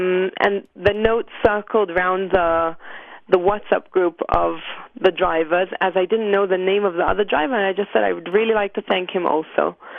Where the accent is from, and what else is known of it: Jerusalem, Jerusalem District, Israel